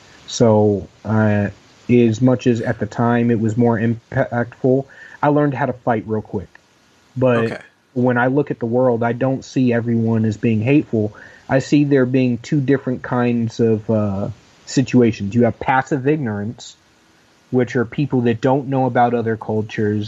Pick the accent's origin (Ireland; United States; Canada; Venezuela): United States; Dayton, Ohio; I grew up in Dayton, Ohio